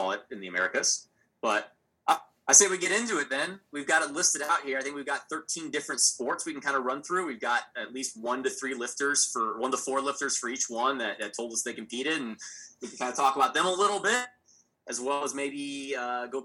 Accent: Texas, United States; I'm from Texas

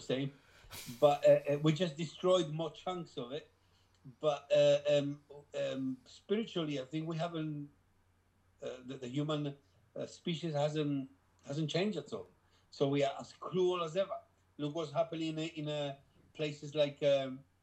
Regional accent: Gibraltar; We were from the same place. We are from Gibraltar, both

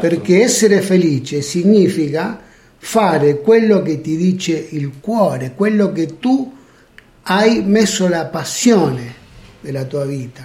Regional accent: Buenos Aires Province, Argentina; also born or lived in Abruzzo, Italy; now in Italy; Io sono nato in Argentina.

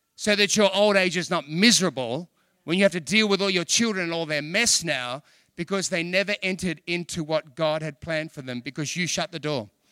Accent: Australia; I'm from Australia.

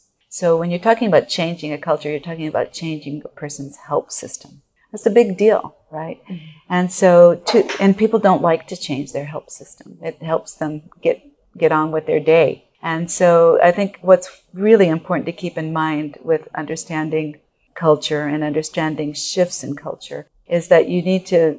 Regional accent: Japan; moved away as an adult; I was born and raised in Japan, educated in Japan, and then came over to college. But I don't look like I'm Japanese. You know, I'm an American born and raised in Japan.

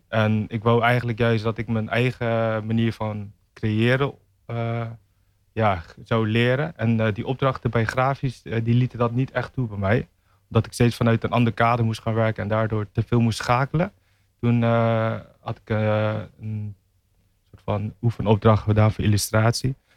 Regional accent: Tiel, Gelderland, Netherlands; moved away as an adult; now in Rotterdam, Netherlands; Ik kom uit Tiel

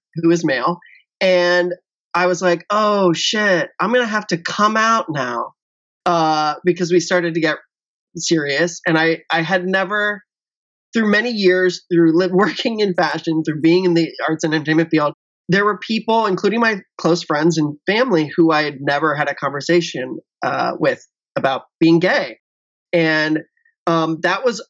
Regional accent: Cincinnati, Ohio, United States; moved away as an adult; I grew up in Cincinnati, Ohio, which is a very conservative place

